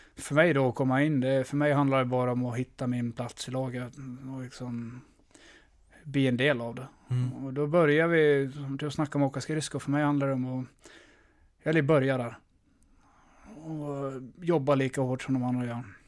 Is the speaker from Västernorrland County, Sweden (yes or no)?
yes; Örnsköldsvik, Västernorrland County, Sweden; moved away; also born or lived in Leksand / Skellefteå; Jag är glad att jag kommer från Övik